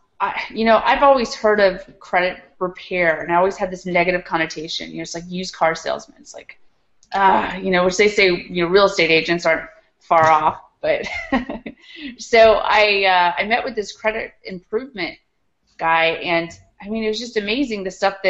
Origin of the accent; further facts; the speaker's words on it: Charlottesville, Virginia, United States; being in my hometown